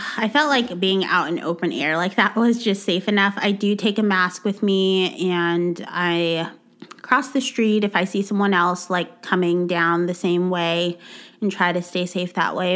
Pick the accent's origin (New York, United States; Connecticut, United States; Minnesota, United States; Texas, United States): Texas, United States; moved away; I'm from Texas. Our beaches are mud water